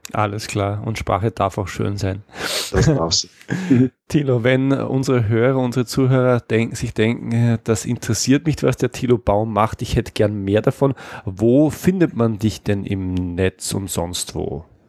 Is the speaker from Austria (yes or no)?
yes; Austria; als Österreicher